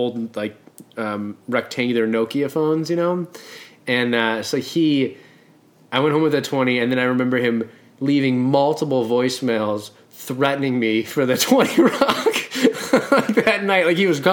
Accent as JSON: {"language": "English", "town": "Boston", "region": "Massachusetts", "country": "United States", "tie": "born or raised there", "said": "And I grew up in Boston"}